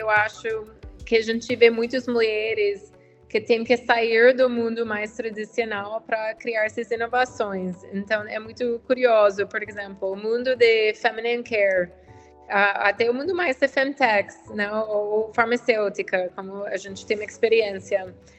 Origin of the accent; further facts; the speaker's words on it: United States; Portuguese is a second language; moved away as an adult; now in Brazil; sou americana, dá para ver um pouco pelo sotaque, mas eu tenho agora 10 anos no Brasil